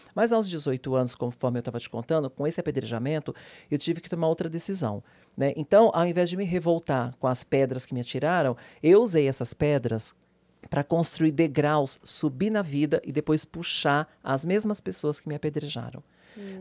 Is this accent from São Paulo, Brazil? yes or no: yes; São Paulo, Brazil; Eu vim do Capão Redondo, que é periferia, um lugar super perigoso para a minha época, da minha geração